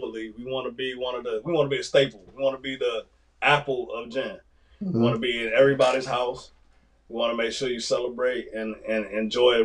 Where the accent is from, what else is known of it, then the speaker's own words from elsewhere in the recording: New York City, New York, United States; also born or lived in Florida; I'm from Florida, but I was raised in New York too.